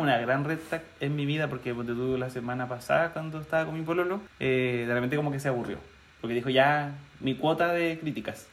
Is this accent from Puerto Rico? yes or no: no; Chile; como sociedad chilena